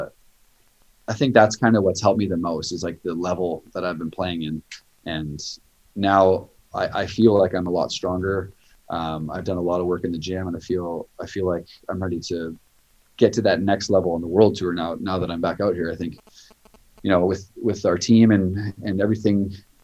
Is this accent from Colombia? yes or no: no; Canada; now in United States; growing up in Canada